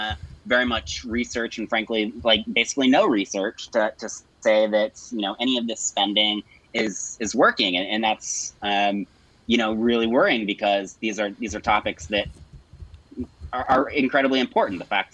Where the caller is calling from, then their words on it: Brooklyn, New York, United States; I'm based in Brooklyn, New York.